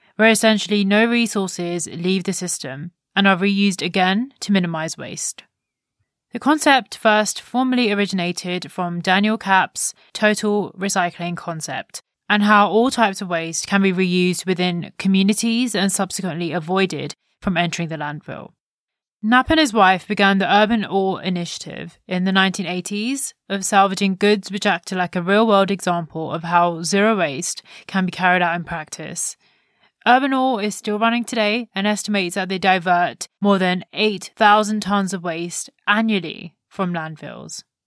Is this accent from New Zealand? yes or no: no; India; an Indian myself that has grown up with the understanding of the importance of minimal waste